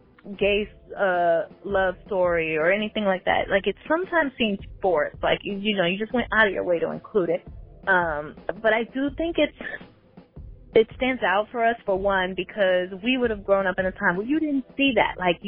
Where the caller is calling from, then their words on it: Atlanta, Georgia, United States; So this is … I'm calling from Atlanta.